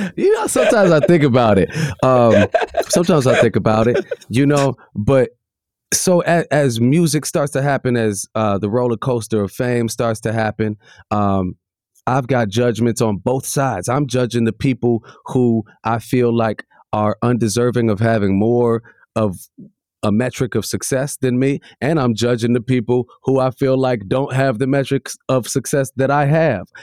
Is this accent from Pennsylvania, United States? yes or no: no; Chicago, Illinois, United States; I come from Ghanaian heritage and a white mother and I'm from the south side of Chicago